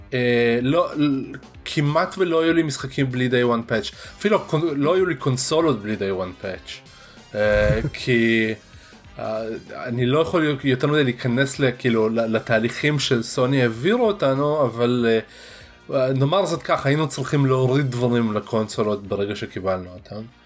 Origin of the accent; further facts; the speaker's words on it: Russia; now in Israel; אני רוסי